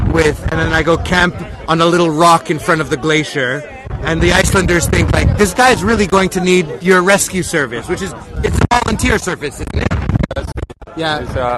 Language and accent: English; Canada; I'm from Canada.